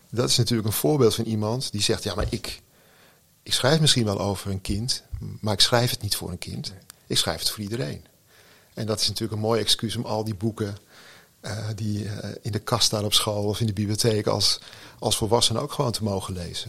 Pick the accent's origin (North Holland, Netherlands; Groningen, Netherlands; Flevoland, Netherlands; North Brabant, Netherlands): North Holland, Netherlands; Texel; Ik woon op Texel, ik ben opgegroeid op Texel